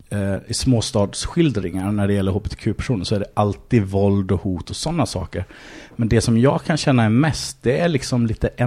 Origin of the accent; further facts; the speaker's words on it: Varberg, Halland County, Sweden; från Varberg. Mm. Eh, ja, en liten stad på västkusten.